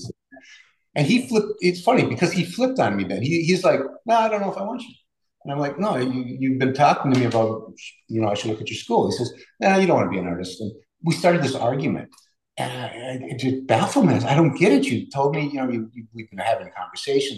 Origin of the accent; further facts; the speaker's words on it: Minneapolis, Minnesota, United States; also born or lived in Two Harbors, Minnesota; now in Duluth, United States; we ended up in the western suburbs of Minneapolis. And that's where I grew up